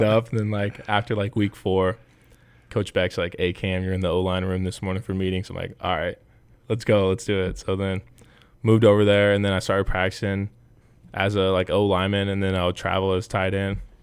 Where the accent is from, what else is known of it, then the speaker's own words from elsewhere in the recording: Nebraska, United States; growing up in Nebraska, like, there's, there's no other team you root for